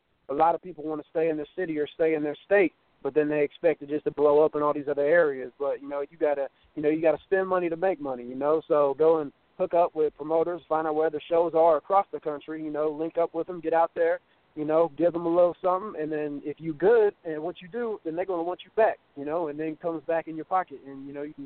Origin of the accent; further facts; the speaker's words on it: Ohio, United States; I'm from Ohio, man, in a small town called Pickwell.